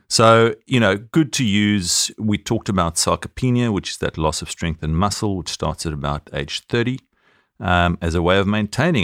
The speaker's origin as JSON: {"language": "English", "country": "South Africa", "accent": "South African"}